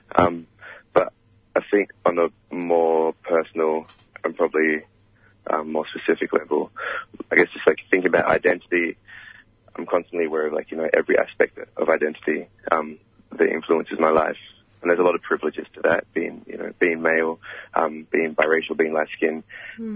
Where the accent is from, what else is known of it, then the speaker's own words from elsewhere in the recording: Australia; our reality as African Australians